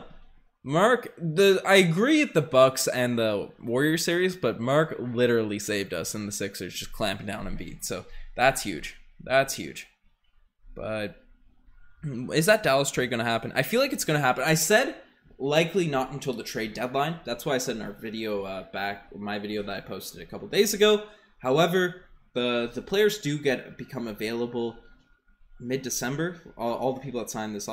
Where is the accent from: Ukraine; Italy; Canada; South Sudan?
Canada; Newfoundland and Labrador; I am from Newfoundland